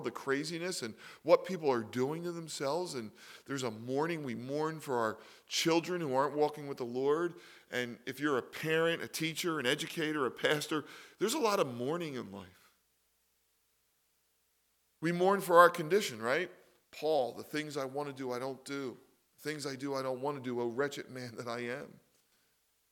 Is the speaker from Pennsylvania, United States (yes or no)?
yes; Philadelphia, Pennsylvania, United States; I was raised in Philly